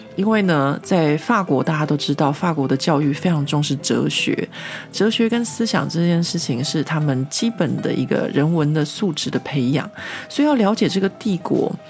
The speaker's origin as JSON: {"language": "Chinese", "country": "Taiwan", "tie": "born or raised there", "moved": "as an adult", "lives_now": "Paris, France", "said": "像我们这种在台湾长大，没有什么被，呃，监视的经验的人"}